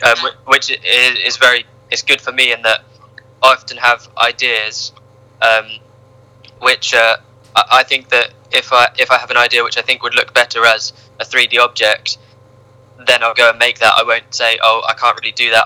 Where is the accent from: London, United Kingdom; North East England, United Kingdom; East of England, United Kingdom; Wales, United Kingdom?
East of England, United Kingdom; Ipswich; moved away as an adult; now in Norwich, United Kingdom; I grew up in Ipswich